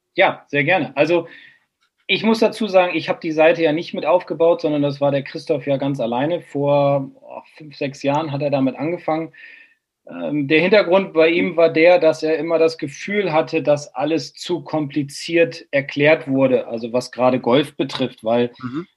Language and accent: German; Bremen, Germany; bin Bremer